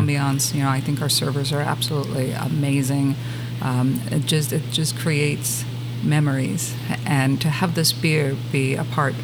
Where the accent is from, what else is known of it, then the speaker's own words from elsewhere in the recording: Germany; moved away as an adult; also born or lived in California; now in San Antonio, United States; Germany is home for me. I was born and raised. My family is still there, so I'm not a military brat or anything